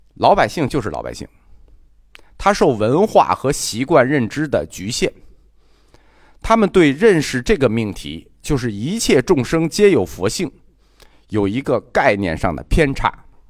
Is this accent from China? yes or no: yes; China; 我们中国人啊，还是有好人有好报，坏人他活该的思想